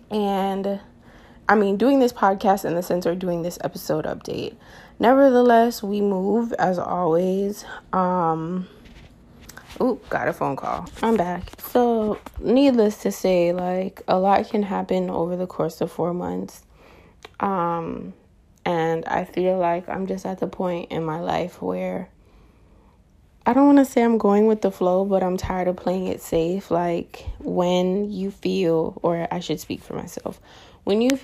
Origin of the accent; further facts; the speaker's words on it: Florida, United States; moved away as an adult; I'm coming back home to my home state of Florida, and I now reside in the state of Florida.